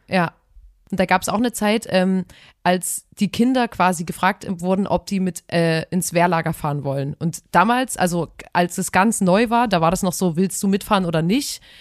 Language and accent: German; Chemnitz, Saxony, Germany; eine billige Wohnung bei uns in Chemnitz auf dem Sonnenberg